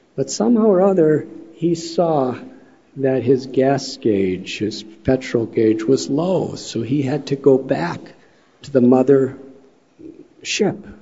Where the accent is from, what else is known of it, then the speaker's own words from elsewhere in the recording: Chicago, Illinois, United States; moved away; I'm from Chicago